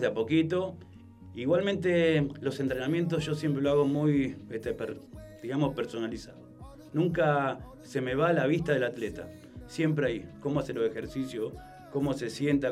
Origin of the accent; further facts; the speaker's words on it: Funes, Santa Fe, Argentina; Yo soy de Funes, pero bueno, estamos en Roldán